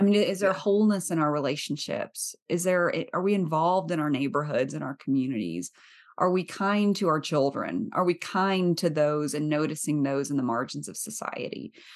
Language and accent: English; the South, United States; I grew up in the South